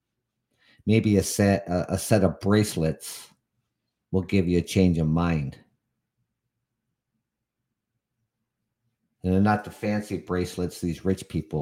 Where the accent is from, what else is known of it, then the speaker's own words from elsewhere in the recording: Canada; as a Canadian